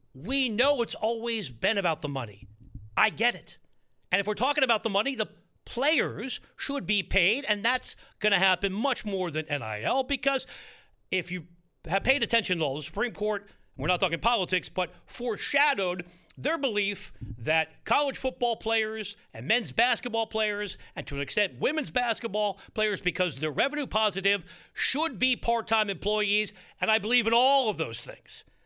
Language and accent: English; East Coast, United States; now in Southern California, United States; I grew up on the East Coast by over-enunciating, and hitting all my Ts. I grew up in a area that got hit hard by hurricanes as a kid